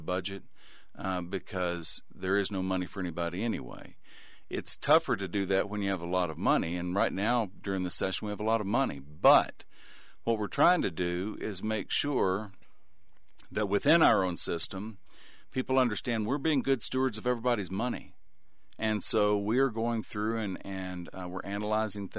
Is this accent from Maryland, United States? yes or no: no; East Texas, United States; now in West Texas, United States; I grew up in East Texas